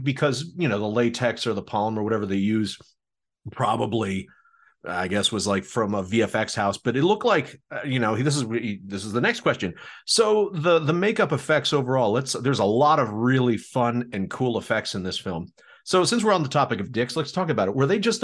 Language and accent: English; Maryland, United States; moved away; I'm originally from Maryland.